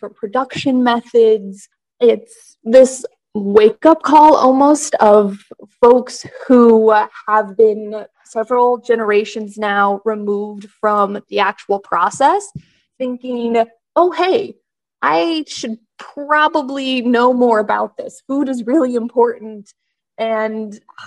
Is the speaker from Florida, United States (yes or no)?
no; Kansas, United States; moved away as an adult; now in Delaware, United States; I'm not from Delaware. I'm originally from Kansas